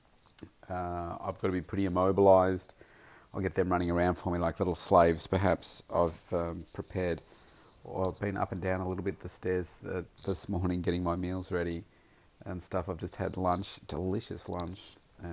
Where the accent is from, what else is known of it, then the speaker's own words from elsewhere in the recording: Melbourne, Victoria, Australia; here in my hometown, Melbourne